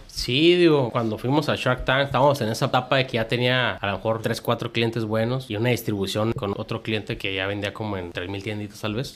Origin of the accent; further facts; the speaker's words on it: Tijuana, Baja California, Mexico; Yo soy de aquí de Tijuana